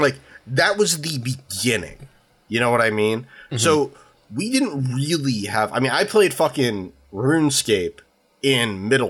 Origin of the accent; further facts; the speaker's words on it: San Diego, California, United States; I grew up in San Diego. San Diego's fucking huge.